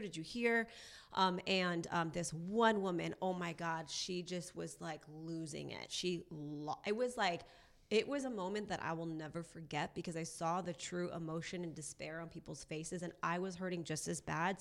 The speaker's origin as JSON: {"language": "English", "area": "Orange County", "region": "California", "country": "United States", "tie": "born or raised there", "also_born_or_lived": "Newport Beach", "lives_now": "Los Angeles, United States", "said": "I grew up in Orange County"}